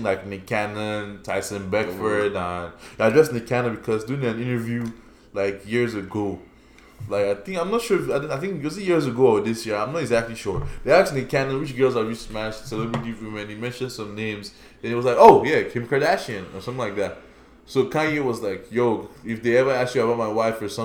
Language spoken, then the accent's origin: English; Nigeria; accent: Nigerian; I still have my Nigerian accent